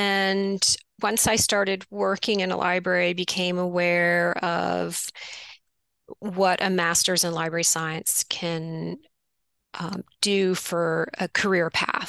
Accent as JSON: {"language": "English", "region": "Quebec", "country": "Canada", "tie": "born or raised there", "said": "Yes, I grew up outside of Montreal in Canada, and my parents introduced me to gardening."}